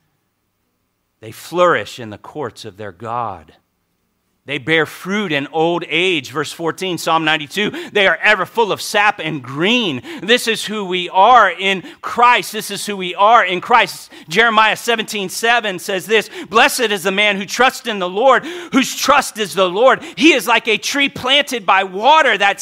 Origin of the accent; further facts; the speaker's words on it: Hawaii, United States; I'm Hawaiian.